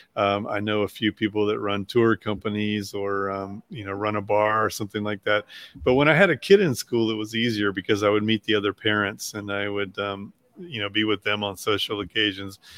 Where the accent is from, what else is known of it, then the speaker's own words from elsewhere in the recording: Shenandoah Valley, Virginia, United States; moved away as an adult; also born or lived in Nashville, Tennessee / New York; I was born in Virginia in the Shenandoah Valley and uh, went to college in Virginia